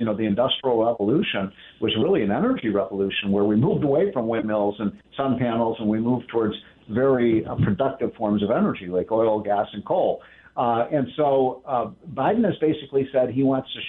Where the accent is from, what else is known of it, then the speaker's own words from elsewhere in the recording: Chicago, Illinois, United States; now in Washington, United States; I'm from Chicago